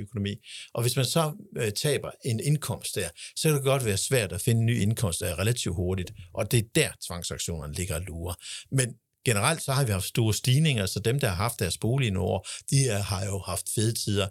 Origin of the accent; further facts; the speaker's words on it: Denmark; os som danskere